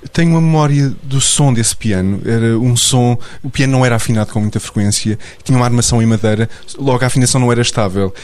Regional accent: Portugal; o meu A D N enquanto português

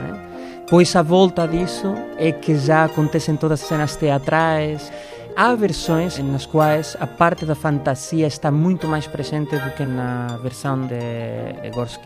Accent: Madrid, Community of Madrid, Spain; moved away; Eu, como espanhol

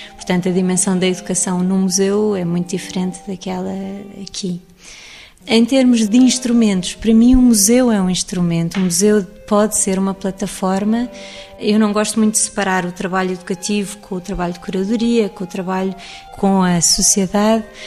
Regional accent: Lisbon, Portugal; also born or lived in England; acabei por trabalhar em museus porque cresci no Jardim da Gulbenkian

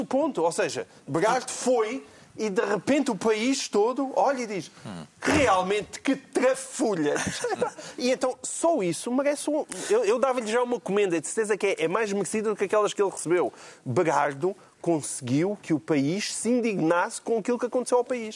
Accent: Portalegre, Alentejo, Portugal; aqui ainda por cima da minha terra

